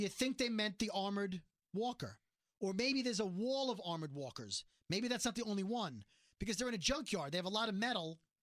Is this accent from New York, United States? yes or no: yes; New York City, New York, United States; I'm from Brooklyn.